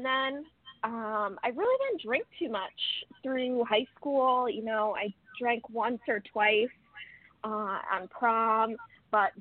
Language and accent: English; Connecticut, United States; also born or lived in Rhode Island; I grew up in Connecticut